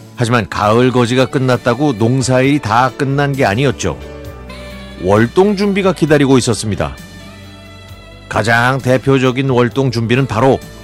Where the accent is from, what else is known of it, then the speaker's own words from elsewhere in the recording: Incheon, South Korea; now in Paju, South Korea; 제 고향인 검단이 생각납니다.